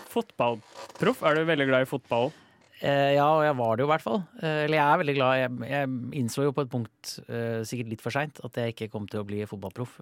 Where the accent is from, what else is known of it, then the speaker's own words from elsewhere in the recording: Sweden; jeg kommer jo fra Sverige